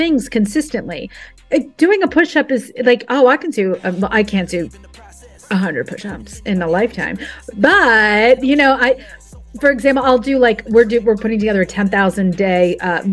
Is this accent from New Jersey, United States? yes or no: yes; New Jersey, United States; I'm from Jersey.